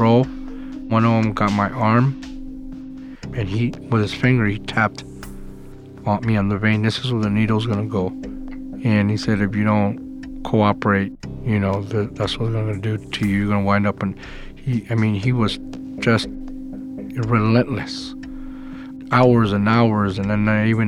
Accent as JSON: {"language": "English", "town": "El Paso", "region": "Texas", "country": "United States", "tie": "born or raised there", "also_born_or_lived": "Austin, Texas", "moved": "as an adult", "said": "I grew up in El Paso, Texas."}